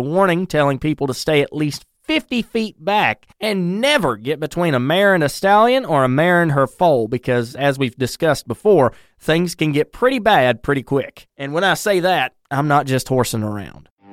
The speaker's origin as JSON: {"language": "English", "region": "North Carolina", "country": "United States", "tie": "born or raised there", "said": "my home state of North Carolina"}